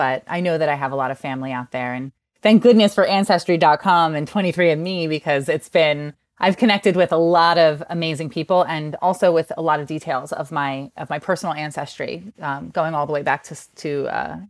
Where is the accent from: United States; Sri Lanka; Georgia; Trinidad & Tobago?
United States; New Jersey; I grew up in New Jersey, if you can't tell from the terrible accent.